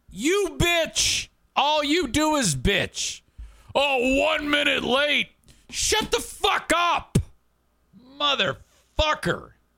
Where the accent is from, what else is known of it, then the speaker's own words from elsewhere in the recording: Warren, Michigan, United States; where I grew up in Warren